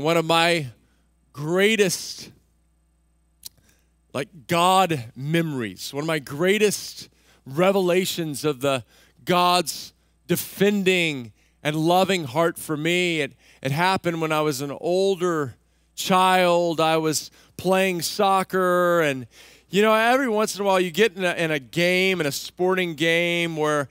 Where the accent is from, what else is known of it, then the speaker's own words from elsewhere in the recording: Texas, United States; Remember, I grew up in Texas.